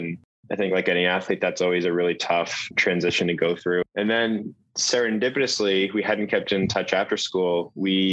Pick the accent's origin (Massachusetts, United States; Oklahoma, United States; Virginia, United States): Massachusetts, United States; Boston; I'm from Boston